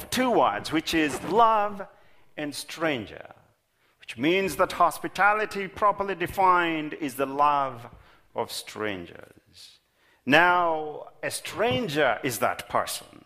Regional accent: Kenya; moved away as an adult; now in Minnesota, United States; Many years ago, when I moved from Kenya, my home of birth, to Minnesota

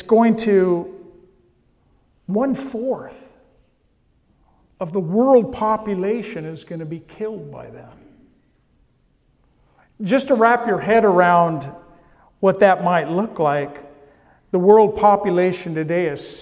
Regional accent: California, United States; I come from California

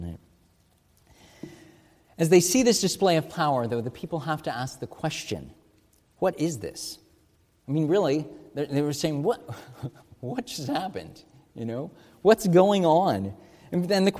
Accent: United States; As American Christians

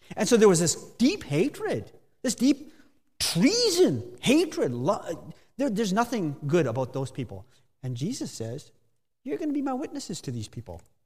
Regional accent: near Steinbach, Manitoba, Canada; moved away as an adult; also born or lived in Spain; now in Guelph, Canada; I'm originally from Manitoba, grew up in the Mennonite Mecca near Steinbach.

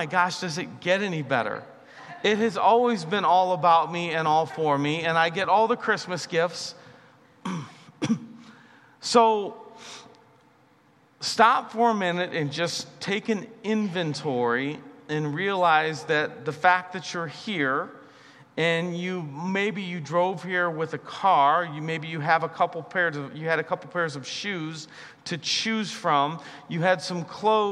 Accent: United States; I'm an American

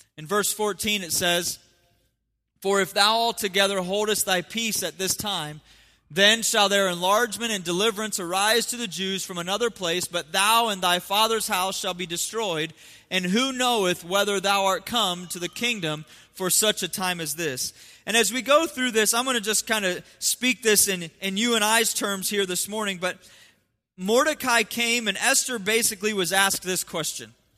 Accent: Ohio, United States; moved away; I'm from Ohio

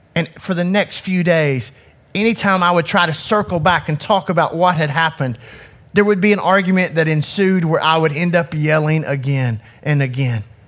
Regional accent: Knoxville, Tennessee, United States; I grew up in Knoxville in an inner city community

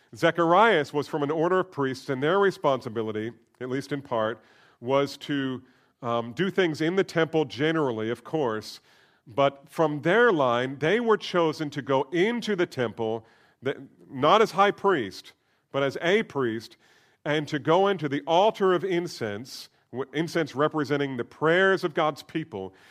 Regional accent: Trenton, New Jersey, United States; I was born in Trenton, New Jersey

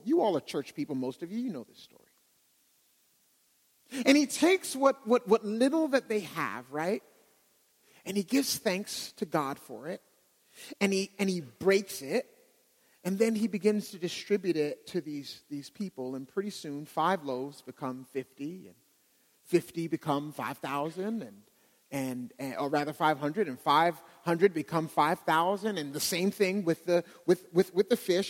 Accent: Pittsburgh, Pennsylvania, United States; now in Dallas, United States; As Adam mentioned, I came from Pittsburgh. Don't worry, I'm not a Steeler fan

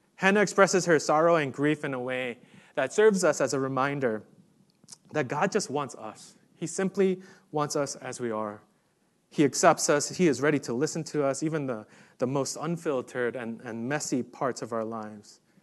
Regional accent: New York City, New York, United States; moved away; I grew up in New York City

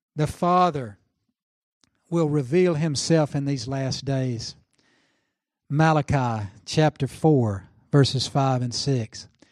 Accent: Oklahoma, United States; I'm from Oklahoma in the South.

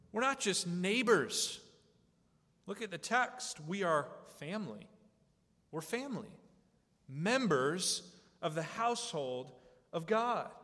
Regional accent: United States; we Americans

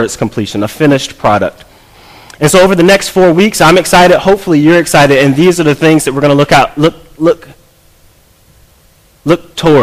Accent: College Park, United States; moved away as an adult; also born or lived in New Jersey; I grew up here in College Park. We moved back from New Jersey

